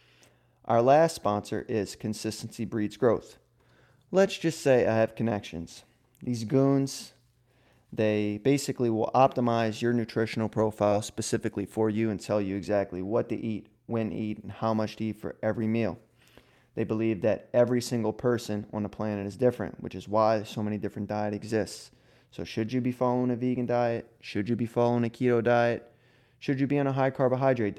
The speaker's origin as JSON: {"language": "English", "town": "New Orleans", "region": "Louisiana", "country": "United States", "said": "near New Orleans, which is where I'm originally from"}